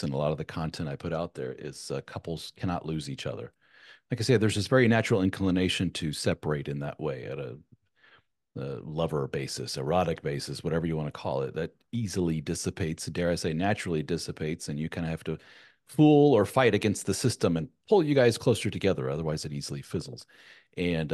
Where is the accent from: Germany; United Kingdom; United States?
Germany; moved away; Having grown up in a European, my mother being from Spain, I was born in Germany, and my wife's from Germany